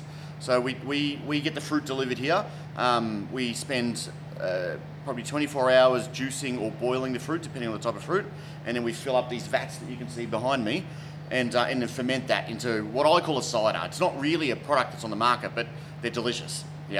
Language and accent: English; Queensland, Australia; now in Melbourne, Australia; So I came to Melbourne from Queensland, and I moved into the western suburbs of Melbourne